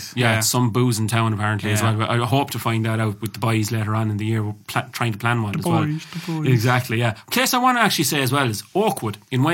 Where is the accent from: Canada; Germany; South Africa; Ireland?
Ireland; I'm Irish